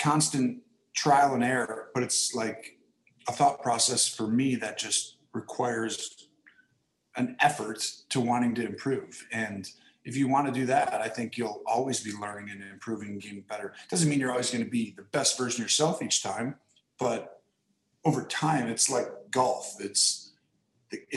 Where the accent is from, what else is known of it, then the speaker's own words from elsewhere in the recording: Wisconsin, United States; I'm from Wisconsin, so I'm talking my language now